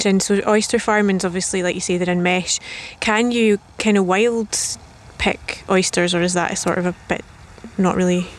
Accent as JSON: {"language": "English", "area": "Fife", "region": "Scotland", "country": "United Kingdom", "said": "I'm from Fife and it's always east versus west."}